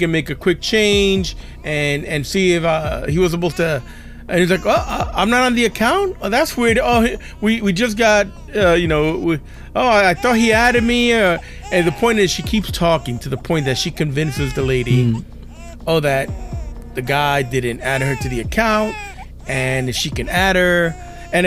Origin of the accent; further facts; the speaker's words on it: New York City, New York, United States; I grew up in New York City